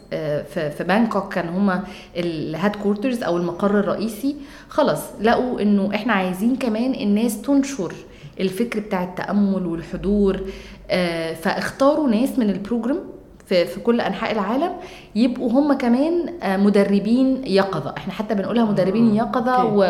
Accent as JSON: {"language": "Arabic", "country": "Egypt", "said": "انا جايه من مصر"}